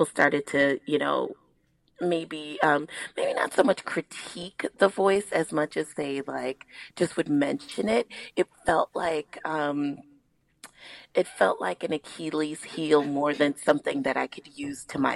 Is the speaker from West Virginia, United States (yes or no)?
no; New York City, New York, United States; I am from the Northeast Bronx